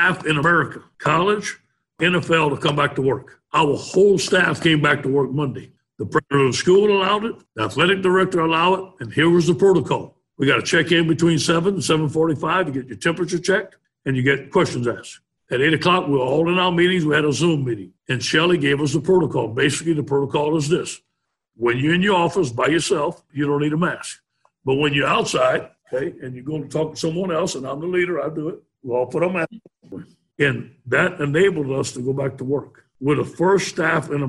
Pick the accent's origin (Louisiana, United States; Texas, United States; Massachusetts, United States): Louisiana, United States; when I grew up in Louisiana, I was very observant about LSU